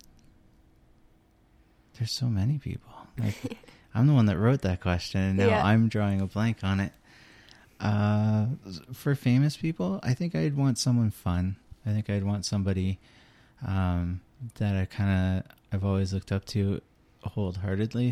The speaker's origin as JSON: {"language": "English", "region": "Newfoundland and Labrador", "country": "Canada", "moved": "yes", "said": "I am from Newfoundland"}